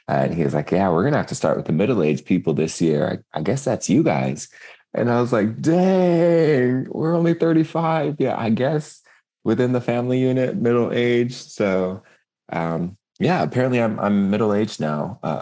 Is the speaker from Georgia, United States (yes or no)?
no; Seattle, Washington, United States; moved away; also born or lived in Spokane / Lapwai; I'm over here on the coast in my birthplace